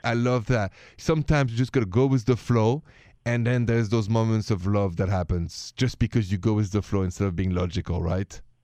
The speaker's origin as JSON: {"language": "English", "town": "Paris", "region": "Île-de-France", "country": "France", "moved": "yes", "said": "I'm from Paris, if you haven't noticed the accent"}